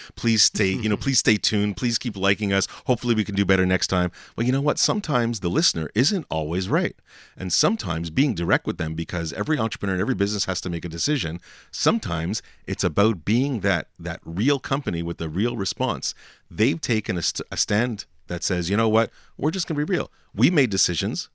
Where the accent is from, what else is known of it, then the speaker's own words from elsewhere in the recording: Montreal, Quebec, Canada; I'm from Montreal